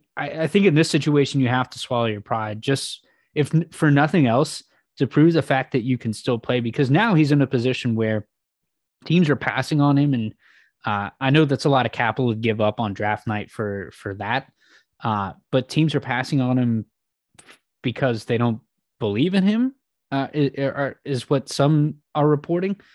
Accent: West Coast, United States; growing up on the West Coast

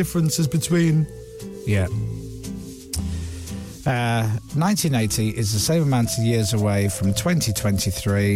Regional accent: Leeds, Yorkshire and the Humber, United Kingdom; I was born in Leeds.

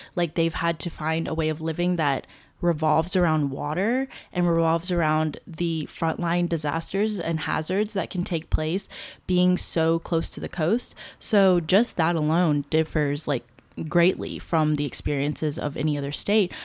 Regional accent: Baton Rouge, Louisiana, United States; also born or lived in Marshall Islands; I was born in the Marshall Islands, but I've grown up my entire life." um, in the Baton Rouge area of Louisiana

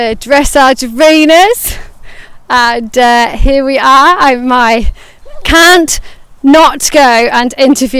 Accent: Cumbria, North West England, United Kingdom; I'm from Cumbria myself

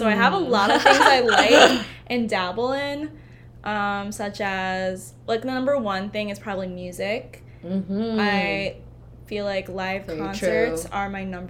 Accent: Chicago suburbs, Illinois, United States; moved away as an adult; also born or lived in Iowa City, Iowa; now in Pacific Northwest, United States; I was in Iowa City for like a year and a half, going to school at University of Iowa, and then I grew up in Chicago suburbs.

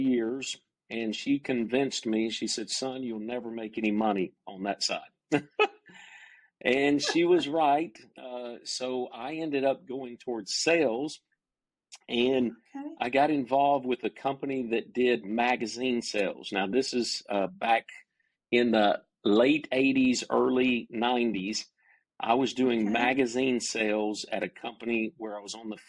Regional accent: Cumming, Georgia, United States; also born or lived in Dahlonega, Georgia; I grew up in North Georgia, in the mountains of North Georgia, in a little community called Cumming, Georgia

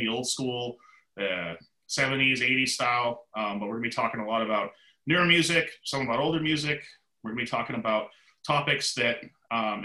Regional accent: Canada; moved away as an adult; now in Seattle, United States; back in Canada when I lived there. I am Canadian, now living in Seattle

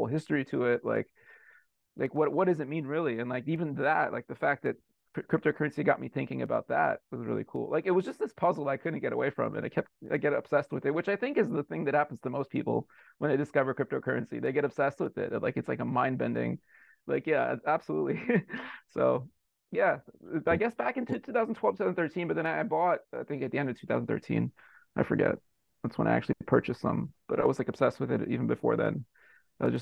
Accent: United States; I'm an American. I've lived in the U.S. my whole life

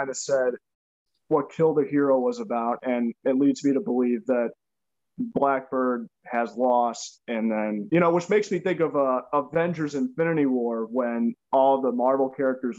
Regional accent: St. Louis, Missouri, United States; we are from St. Louis, Missouri. So we're in a little town called Oakville.

